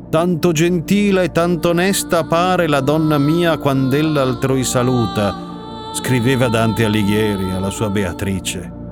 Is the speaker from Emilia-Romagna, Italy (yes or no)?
yes; Ferrara, Emilia-Romagna, Italy; Siamo a Ferrara, la mia città d'origine nella quale sono cresciuto per un po'.